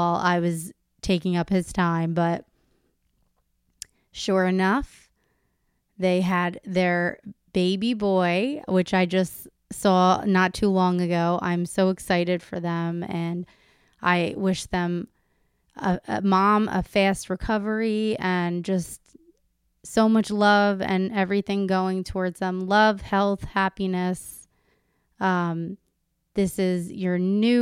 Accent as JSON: {"language": "English", "town": "Howell", "region": "New Jersey", "country": "United States", "said": "I'm a Howell girl"}